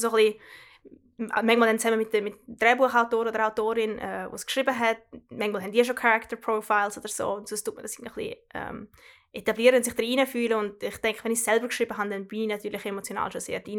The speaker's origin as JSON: {"language": "German", "area": "Trübbach", "region": "St. Gallen", "country": "Switzerland", "tie": "born or raised there", "moved": "as an adult", "lives_now": "London, United Kingdom", "said": "ich bin äh, in Trebach in der Schweiz aufgewachsen, Kanton St. Gallen, äh, wie man es vielleicht gehört"}